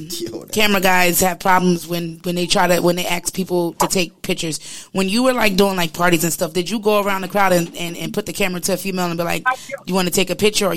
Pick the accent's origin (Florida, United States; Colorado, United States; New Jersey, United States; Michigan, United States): New Jersey, United States; we're from Jersey.